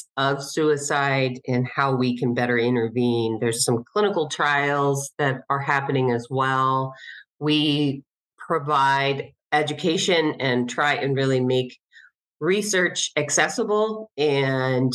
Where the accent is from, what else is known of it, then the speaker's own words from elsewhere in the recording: Cincinnati, Ohio, United States; moved away as an adult; also born or lived in Denver, Colorado; moved back to my hometown of Cincinnati not too long ago